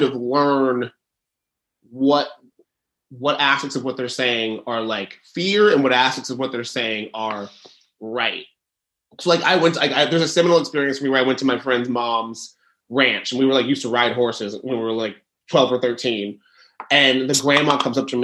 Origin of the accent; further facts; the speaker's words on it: Dallas, Texas, United States; I grew up in Dallas, Texas, and went to a very bougie prep school